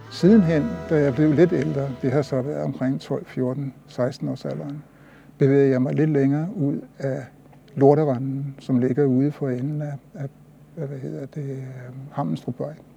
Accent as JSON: {"language": "Danish", "town": "Copenhagen", "region": "Capital Region of Denmark", "country": "Denmark", "tie": "born or raised there", "said": "det sprog, jeg havde fået indgivet herudefra, i den, det sted, hvor jeg voksede op"}